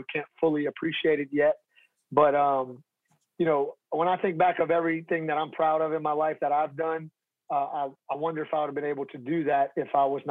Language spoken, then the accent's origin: English; Louisiana, United States; I'm from Louisiana, so I'm kind of like an inherited Cajun, I guess you could say. But my family, before I was born, my family's from New York